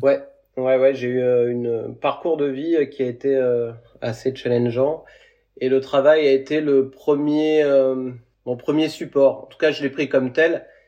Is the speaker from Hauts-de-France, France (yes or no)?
no; Creuse, Nouvelle-Aquitaine, France; moved away; also born or lived in Montpellier / Seychelles; la Creuse, d'où est originaire mon frère et moi aussi